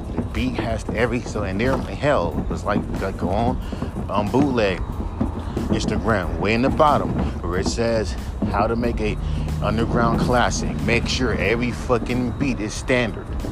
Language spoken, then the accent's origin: English; West Coast, United States; I'm from the West Coast